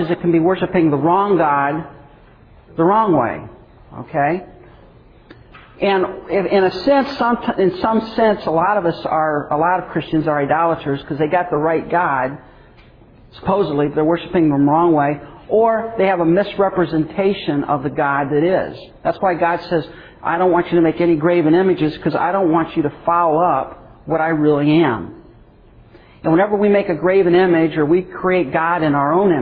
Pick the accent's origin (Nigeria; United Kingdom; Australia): United Kingdom; England; as an English person